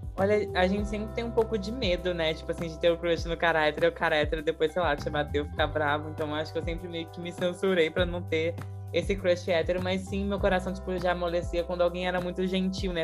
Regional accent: interior of Rio de Janeiro state, Brazil; Eu sou do interior do Rio e eu fiz escola pública, né? Eu fiz escola pública minha vida inteira

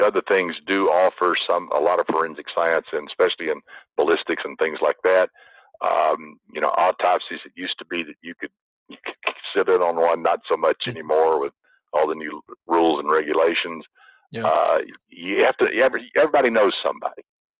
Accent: the South, United States; now in Irvine, United States; Now, I grew up in the South. I could spin a yarn. Everybody in the South can spin a yarn or they won't feed you.

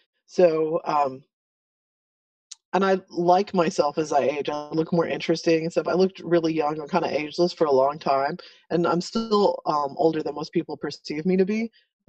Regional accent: El Paso, Texas, United States; now in Houston, United States; But I grew up in El Paso on the border anyway

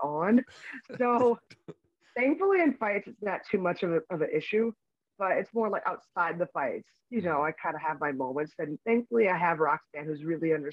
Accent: Philadelphia, Pennsylvania, United States; I was in Philadelphia

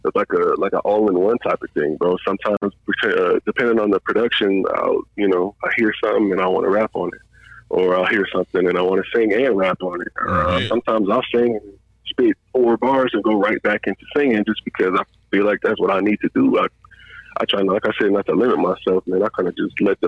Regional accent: Detroit, Michigan, United States; moved away; I grew up in Detroit

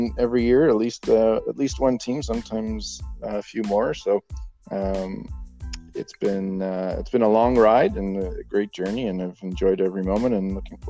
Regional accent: Strathroy, Ontario, Canada; now in London, Canada; I grew up in Strathroy, Ontario, not too far away from here.

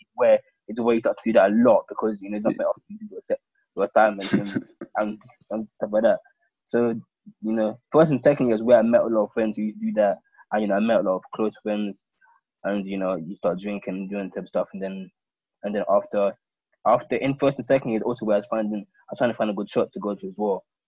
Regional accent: London, United Kingdom; I was born and brought up in London

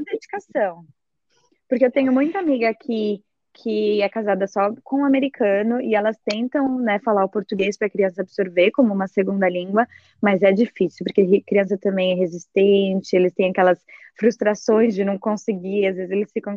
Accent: Brazil; moved away as an adult; now in United States; eu sou brasileira, falo português, meus pais não falam um pingo de inglês

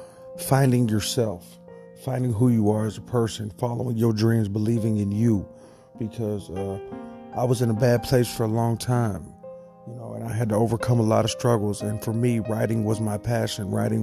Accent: Cape Girardeau, Missouri, United States; I'm 28 years old, and I'm from Cape Girardeau, Missouri.

